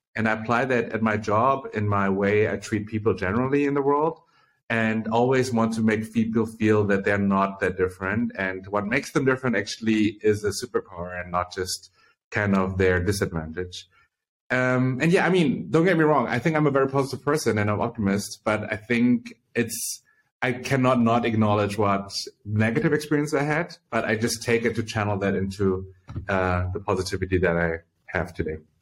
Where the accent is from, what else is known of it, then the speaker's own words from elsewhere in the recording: Berlin, Germany; I was born in Berlin, Germany, and grew up here